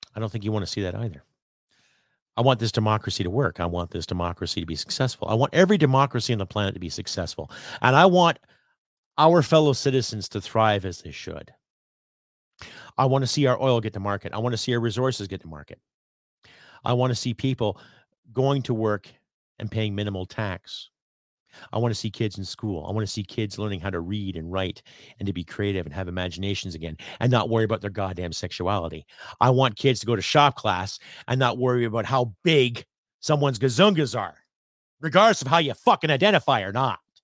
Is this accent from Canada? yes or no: yes; Canada; I am a Canadian